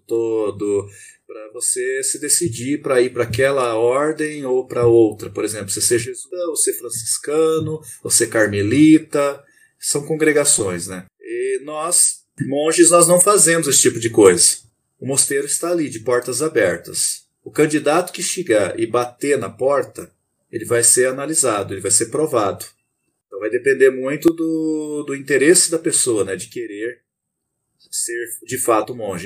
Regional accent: Terra Boa, Paraná, Brazil; Eu sou natural do Paraná, uma cidade chamada Terra Boa

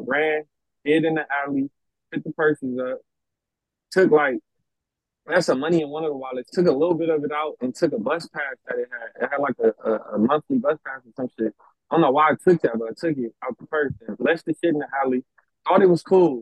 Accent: Los Angeles, California, United States; I was raised in South Central LA pretty much all my life

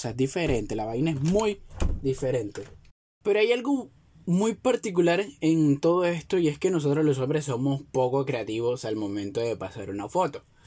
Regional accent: Venezuela; somos los venezolanos

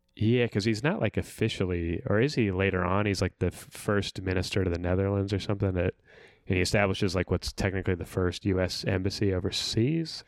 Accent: California, United States; I'm from California

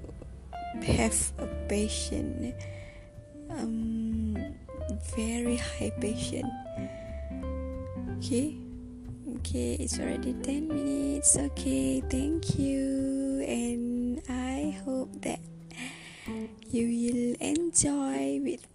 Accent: Kedah, Malaysia; English is a second language; moved away as an adult; now in Tanjung Malim, Malaysia; my hometown is in Kedah

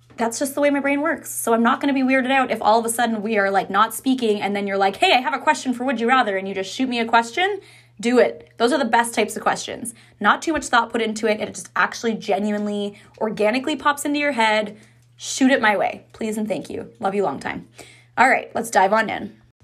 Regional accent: Ottawa, Ontario, Canada; now in Kingston, Canada; I'm from Ottawa

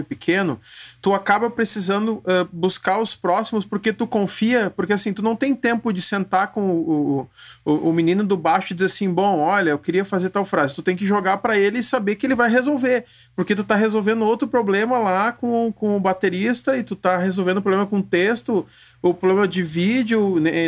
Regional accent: Rio Grande do Sul, Brazil; Eu sou do Rio Grande do Sul também

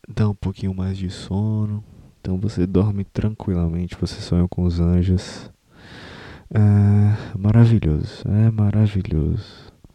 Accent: Brazil; Eu, eu não me enxergo como, como brasileiro, no sentido de. Eu tenho orgulho da minha cultura

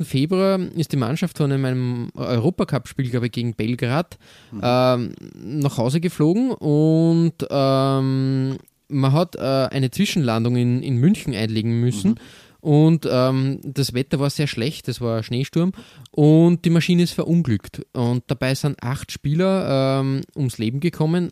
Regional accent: Austria; bei uns in Österreich

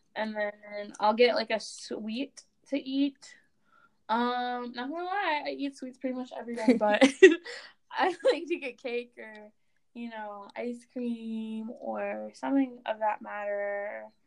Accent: Grand Forks, North Dakota, United States; my my hometown's an hour and a half from the border.

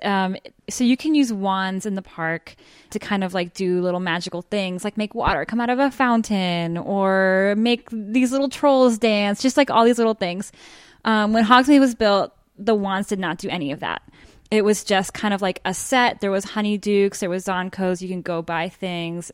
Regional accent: Miami, Florida, United States; I am a Florida native. I grew up in Miami.

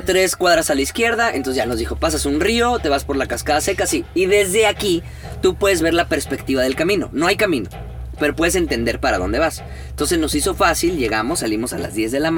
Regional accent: Mexico; somos mexicanos

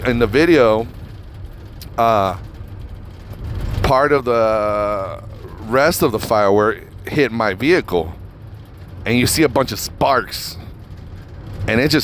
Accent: Reno, Nevada, United States; now in Las Vegas, United States; Where I grew up in Reno, Nevada

